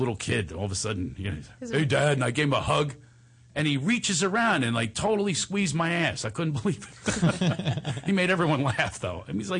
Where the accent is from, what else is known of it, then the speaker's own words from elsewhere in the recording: Philadelphia, Pennsylvania, United States; in my hometown of Philadelphia